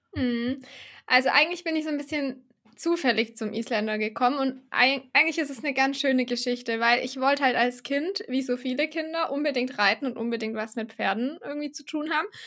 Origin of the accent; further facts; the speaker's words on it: Baden-Württemberg, Germany; ich komme ja aus dem Süden von Deutschland, aus Baden-Württemberg